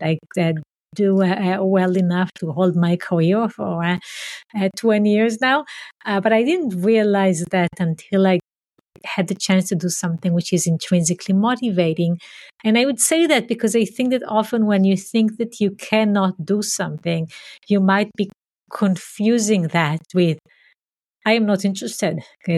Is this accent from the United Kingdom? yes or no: no; Israel; But first I grew up in Israel, in a community that is very different than where I am now. So it was a small community, a socialist community where we walked the land and had farming and animals and so on.